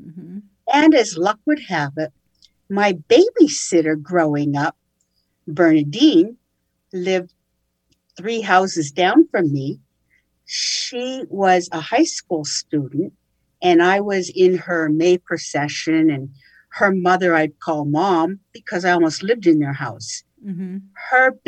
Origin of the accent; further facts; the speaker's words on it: Coaldale, Pennsylvania, United States; also born or lived in New York City; there is a small coal mining town in Pennsylvania called Coaldale. Even though, take note, I was born in New York City. However, my parents moved back home for them to Coaldale.